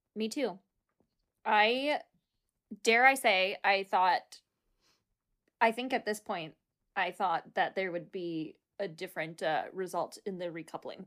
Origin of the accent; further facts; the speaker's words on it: United States; we're American